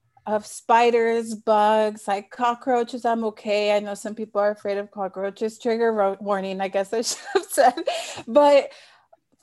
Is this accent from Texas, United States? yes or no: yes; Texas, United States; in Texas, well, I was raised in Texas.